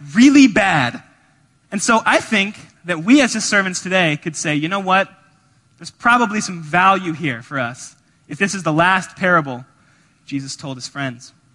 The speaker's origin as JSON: {"language": "English", "region": "Georgia", "country": "United States", "moved": "yes", "lives_now": "Evanston, United States", "said": "We're from Georgia"}